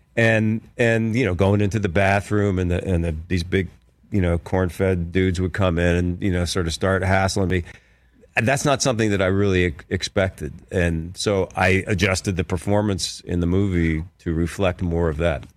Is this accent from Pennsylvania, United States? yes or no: yes; Philadelphia, Pennsylvania, United States; moved away as an adult; also born or lived in New York; I grew up in Philadelphia, went to school in Philadelphia